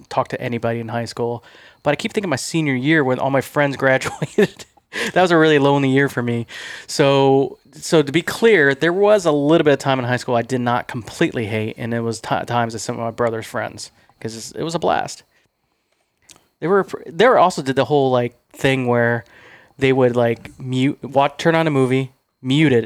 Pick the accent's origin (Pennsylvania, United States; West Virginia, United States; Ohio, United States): Ohio, United States; moved away; I'm from Ohio. You know, I'm like from the tough part of the country